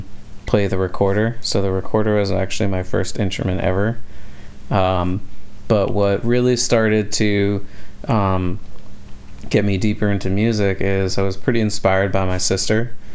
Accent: Berwyn, Pennsylvania, United States; also born or lived in Massachusetts / Paoli, Pennsylvania / Bryn Mawr, Pennsylvania; Born and raised in Philadelphia, spent some of my childhood in Massachusetts. I am 30 years old.

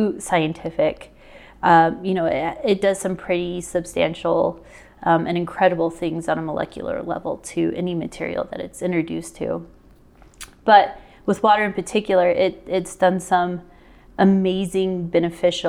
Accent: Phoenix, Arizona, United States; moved away as an adult; also born or lived in Denver, Colorado / Los Angeles, California; now in Idaho Falls, United States; I grew up in Phoenix for the better part of 20 years

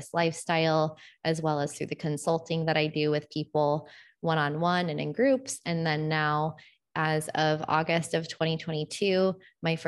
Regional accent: Florida, United States; moved away as an adult; I'm from Florida originally, and I have been living abroad pretty much full time since the early 2000s.

